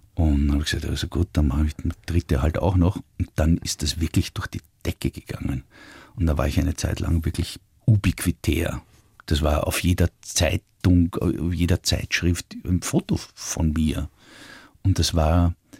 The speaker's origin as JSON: {"language": "German", "country": "Austria", "said": "als Österreicher"}